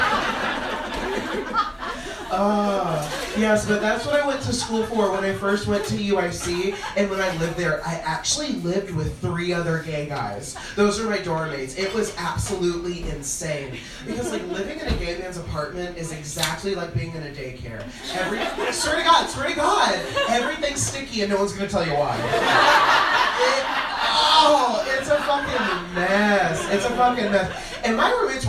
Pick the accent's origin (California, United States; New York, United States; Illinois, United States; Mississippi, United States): Illinois, United States; Springfield; moved away as an adult; now in Chicago, United States; I'm from Springfield, Illinois